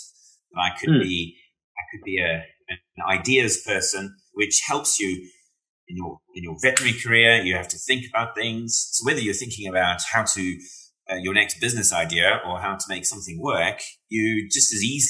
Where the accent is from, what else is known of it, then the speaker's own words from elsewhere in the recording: South Africa; now in Wales, United Kingdom; I tell you what, though, being South African and living in Wales, it's quite an interesting experience